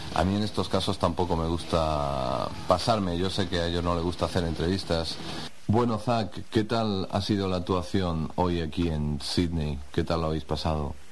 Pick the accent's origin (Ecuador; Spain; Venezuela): Spain; soy un tío español